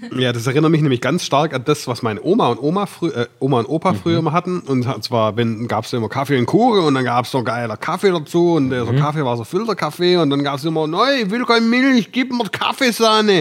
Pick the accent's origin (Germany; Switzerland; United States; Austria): Germany; Swabia; ich bin Schwabe